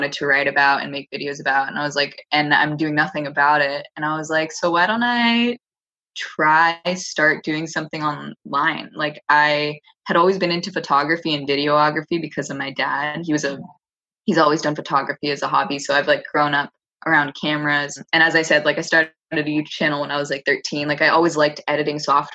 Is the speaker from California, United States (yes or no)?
yes; Los Angeles, California, United States; born and raised here